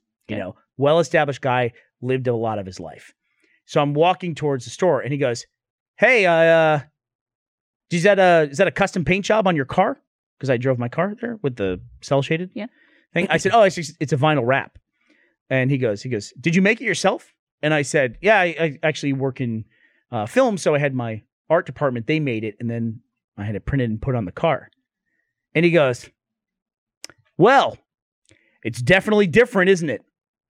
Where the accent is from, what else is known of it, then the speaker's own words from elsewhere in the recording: United States; as an American.